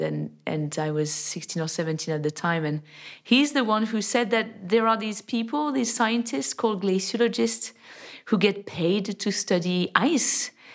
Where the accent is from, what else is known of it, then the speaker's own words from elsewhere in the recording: near Annecy, French Alps, Auvergne-Rhône-Alpes, France; I was born in the French Alps, in the lovely town of Annecy. And I grew up in a, in a very small village nearby